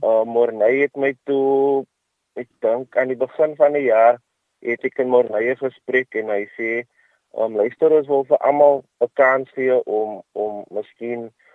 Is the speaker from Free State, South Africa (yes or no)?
no; Kraaifontein, Western Cape, South Africa; van Kraaifontein